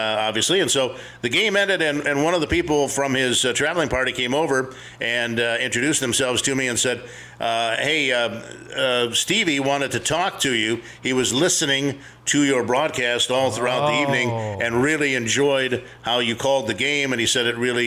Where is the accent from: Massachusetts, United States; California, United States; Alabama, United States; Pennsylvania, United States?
California, United States; Los Angeles; moved away; I grew up in Los Angeles